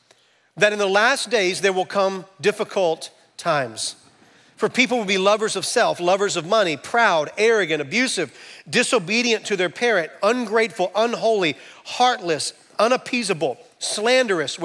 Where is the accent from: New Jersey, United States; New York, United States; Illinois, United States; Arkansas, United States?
Arkansas, United States; Camden; I'm from Camden, Arkansas